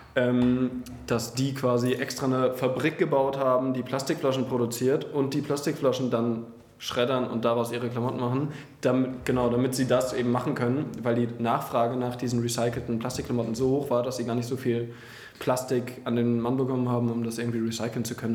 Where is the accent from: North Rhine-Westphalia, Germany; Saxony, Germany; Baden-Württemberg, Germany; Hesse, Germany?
Hesse, Germany; Frankfurt am Main; now in Berlin, Germany; ich komme ja aus Frankfurt am Main eigentlich